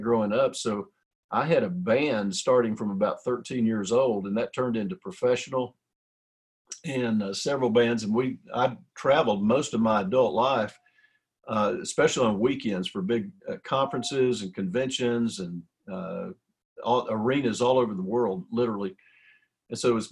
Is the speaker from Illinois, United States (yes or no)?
no; Cisco, Texas, United States; I was born in Cisco, Texas, and it's a teeny little town out in West Texas